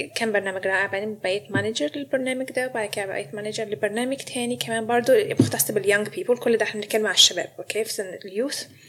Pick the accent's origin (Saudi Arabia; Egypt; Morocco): Egypt; moved away as an adult; also born or lived in Sydney, Australia; now in Melbourne, Australia; انا مصريه فجابني استراليا